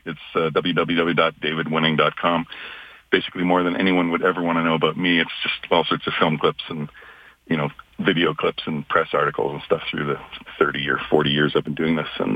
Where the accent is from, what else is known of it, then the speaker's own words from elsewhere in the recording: Calgary, Alberta, Canada; I was just a kid growing up in Calgary.